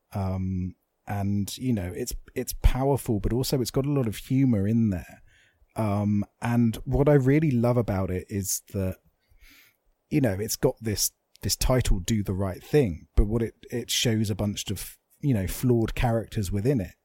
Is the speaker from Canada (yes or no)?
no; England, United Kingdom; as English people